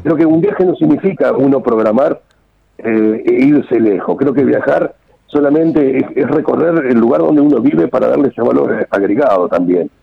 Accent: Olavarría, Buenos Aires Province, Argentina; nosotros somos oriundos de Olavarría, en la provincia de Buenos Aires

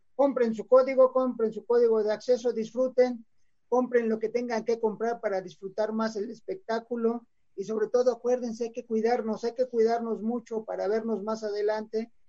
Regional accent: Mexico City, Mexico; nacimos en el DF

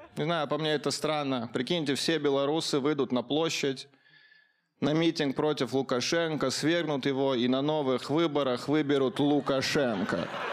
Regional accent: Caucasus, Russia; Я рос на Кавказе, я был единственным русским мальчиком в классе

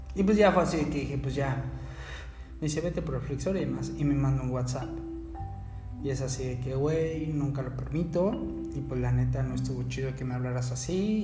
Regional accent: Mexico City, Mexico; now in Cancún, Mexico; Yo soy originario de la Ciudad de México.

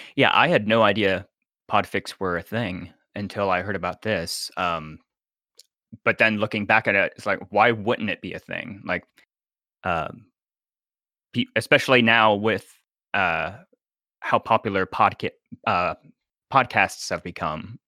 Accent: Nashville, Tennessee, United States; I am from Nashville, Tennessee

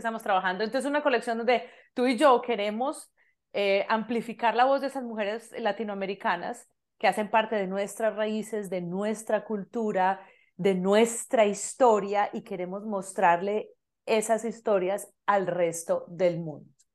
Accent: Medellín, Antioquia, Colombia; now in Canada; soy colombiana, de Medellín, Colombia

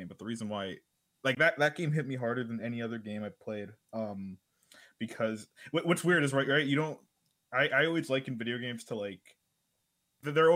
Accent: Miami, Florida, United States; I grew up here in Miami

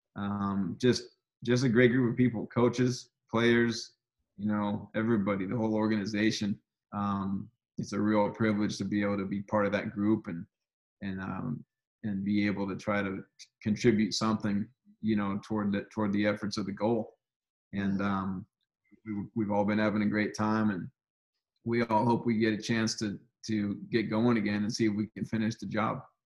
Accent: Seattle, Washington, United States; my hometown, Seattle, Washington

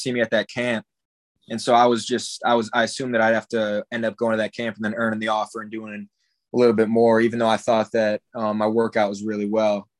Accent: Michigan, United States; growing up in Michigan, Big Ten football is like huge here.

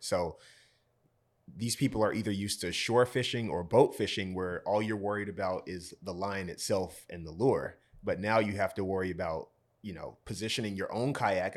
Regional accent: Georgia, United States; moved away as an adult; now in Rhode Island, United States; So I'm from Georgia

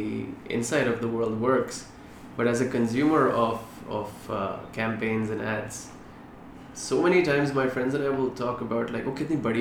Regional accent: Delhi, India; moved away; also born or lived in United States; I grew up in India, in Delhi mostly, and then I lived in the US for a little while.

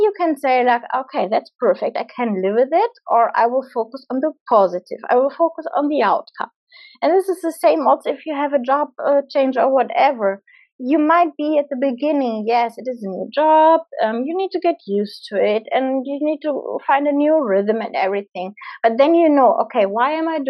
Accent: Germany; moved away as an adult; I'm from Germany

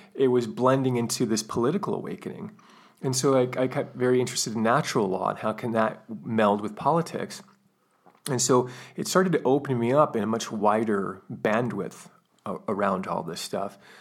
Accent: United States; I'm from the United States

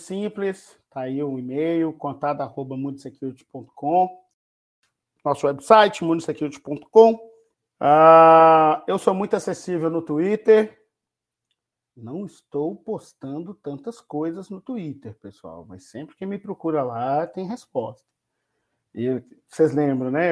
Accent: Belo Horizonte, Minas Gerais, Brazil; moved away; Estou num quarto de hotel na cidade de Belo Horizonte, minha terra querida

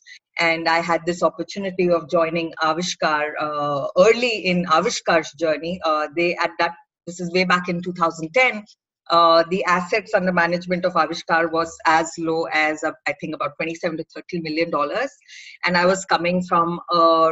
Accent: Bangalore, Karnataka, India; I'm from Bangalore

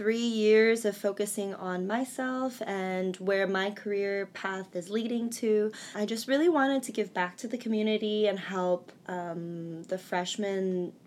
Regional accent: Omaha, Nebraska, United States; now in New York, United States; I'm a senior from Omaha, Nebraska

